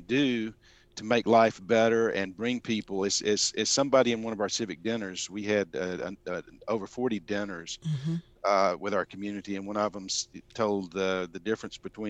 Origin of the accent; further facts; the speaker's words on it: Birmingham, Alabama, United States; now in Sandy Springs, United States; I grew up in Birmingham, Alabama, the 1950s and 60s.